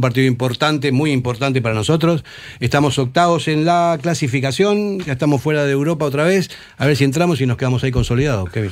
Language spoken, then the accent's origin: Spanish; Argentina; also born or lived in Basque Country; now in Spain; Yo llevo 44 años aquí, soy argentino, a mucha onda honra, pero me siento vasco